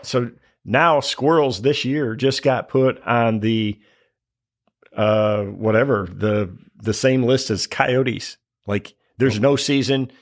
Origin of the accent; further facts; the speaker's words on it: Michigan, United States; growing up in Michigan